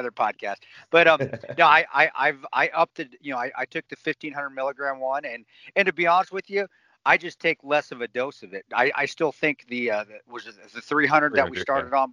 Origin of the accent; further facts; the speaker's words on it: Alamosa, Colorado, United States; down there in southern Colorado, where I grew up in Alamosa